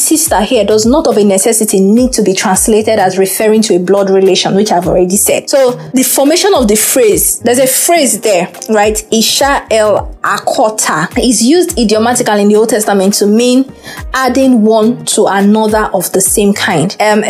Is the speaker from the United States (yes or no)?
no; Nigeria; I refer to Nena as my sister because we are both from Igbo, you know.